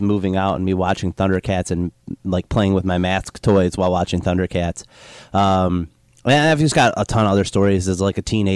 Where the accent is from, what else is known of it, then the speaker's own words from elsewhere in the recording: Riverview, Michigan, United States; also born or lived in Southgate, Michigan; the house I grew up in Riverview, Michigan